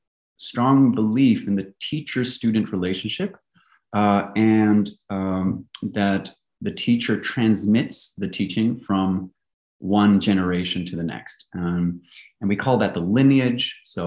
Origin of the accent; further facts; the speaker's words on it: Belgium; moved away; accent is by virtue of having attended an English-speaking international school. And so although I grew up in Belgium, you can really say I grew up in an expat bubble, right? So I'm your prototypical third culture kid. I've lived across three continents